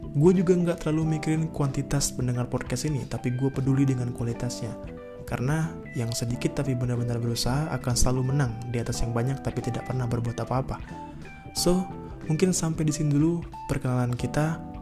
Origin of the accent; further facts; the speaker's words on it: Depok, West Java, Indonesia; gue berasal dari Depok